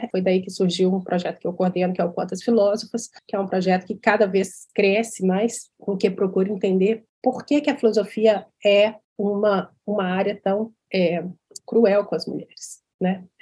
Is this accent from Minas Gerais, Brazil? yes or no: yes; Belo Horizonte, Minas Gerais, Brazil; num colégio tradicional de Belo Horizonte, que é onde eu nasci e criei, me criei.